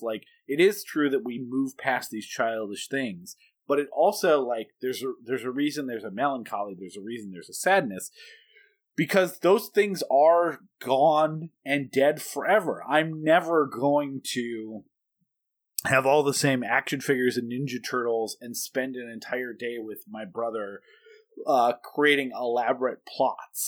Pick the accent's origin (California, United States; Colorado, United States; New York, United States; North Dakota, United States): North Dakota, United States; Bismarck; also born or lived in Kalispell, Montana; when we moved from Kalispell, Montana to Bismarck, North Dakota when I was seven